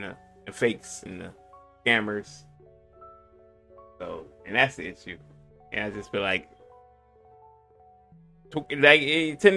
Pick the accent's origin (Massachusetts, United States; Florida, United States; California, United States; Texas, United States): Florida, United States; Polk County; born or raised there